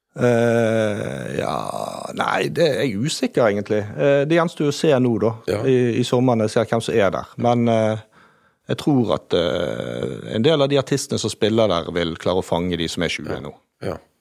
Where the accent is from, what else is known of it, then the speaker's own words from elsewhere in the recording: Bergen, Vestland, Norway; accent: Bergen dialect; moved away as an adult; now in Lofthus, Norway; jeg er født og oppvokst i Bergen